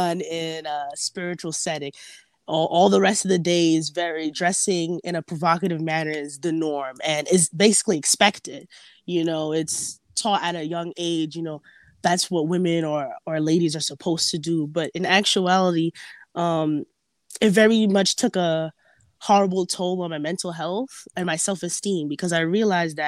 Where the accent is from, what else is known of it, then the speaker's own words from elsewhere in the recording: New York, United States; I was born here in New York. So just going to high school